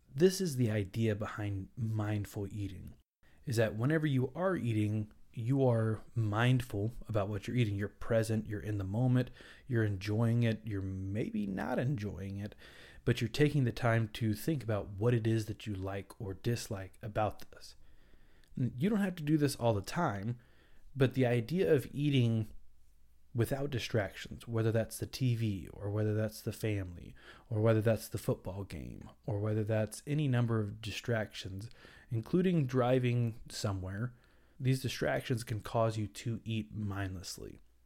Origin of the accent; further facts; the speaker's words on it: the South, United States; I'm from the South